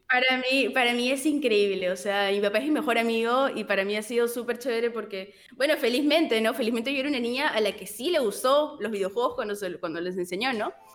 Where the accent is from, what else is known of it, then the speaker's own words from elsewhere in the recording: Peru; fui la representante de Perú